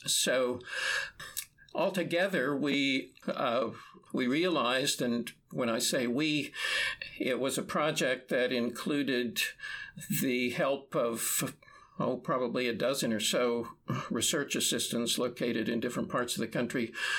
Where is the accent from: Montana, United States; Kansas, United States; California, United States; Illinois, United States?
Kansas, United States; moved away; I grew up in a small town in the middle of nowhere in Kansas